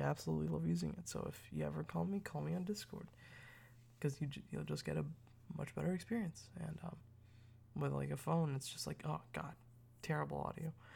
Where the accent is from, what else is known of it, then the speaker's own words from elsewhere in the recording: United States; I'm, I'm American